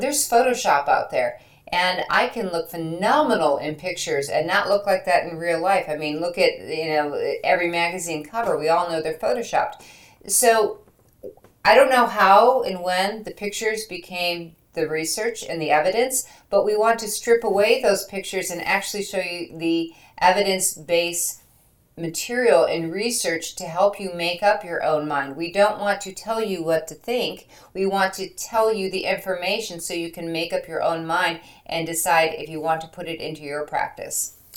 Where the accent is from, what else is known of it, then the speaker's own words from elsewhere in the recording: Michigan, United States; I am from Michigan.